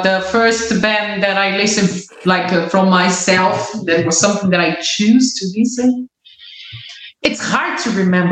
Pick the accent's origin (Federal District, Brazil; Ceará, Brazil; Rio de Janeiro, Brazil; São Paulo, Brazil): São Paulo, Brazil; a small city near; English is a second language; moved away as an adult; now in Greece; I'm from a small city closer to São Paulo.